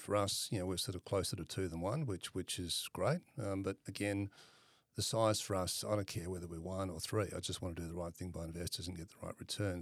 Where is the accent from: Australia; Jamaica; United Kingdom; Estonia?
Australia; Perth, Western Australia; I'm originally from Perth, grew up in Perth